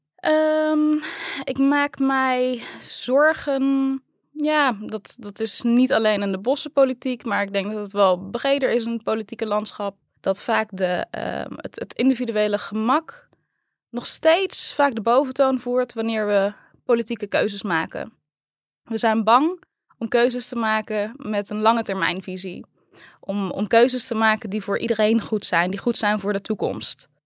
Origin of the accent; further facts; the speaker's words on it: 's-Hertogenbosch, North Brabant, Netherlands; also born or lived in Tilburg; Ik ben geboren en getogen in Den